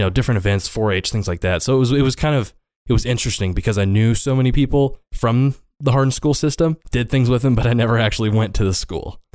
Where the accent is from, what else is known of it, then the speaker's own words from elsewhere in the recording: Hardin, Montana, United States; also born or lived in Crow Agency, Montana / Laurel, Montana; I grew up in Montana, uh, in Hardin specifically.